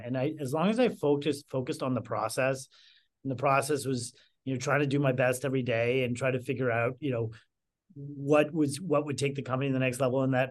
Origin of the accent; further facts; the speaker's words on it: Canada; moved away as an adult; now in Chicago, United States; I moved from Canada to Chicago.